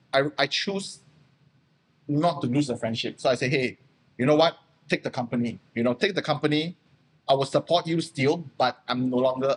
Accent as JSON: {"language": "English", "country": "Malaysia", "second_language": "English", "said": "I'm still Malaysian, you know. I had my Malaysian company."}